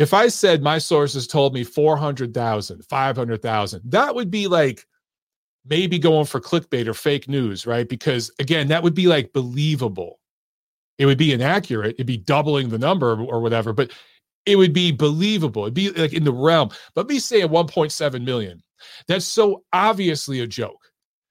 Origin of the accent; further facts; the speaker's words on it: Detroit, Michigan, United States; I'm from Detroit